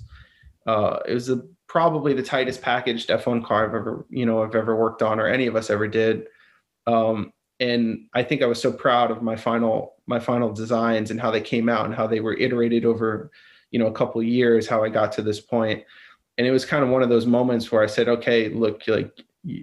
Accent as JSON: {"language": "English", "town": "Miami", "region": "Florida", "country": "United States", "also_born_or_lived": "West Midlands", "moved": "as an adult", "lives_now": "Miami, United States", "said": "I come from Miami. Miami's a melting pot."}